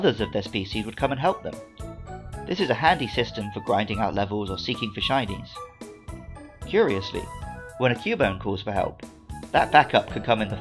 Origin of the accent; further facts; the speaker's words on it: London, United Kingdom; I was born in London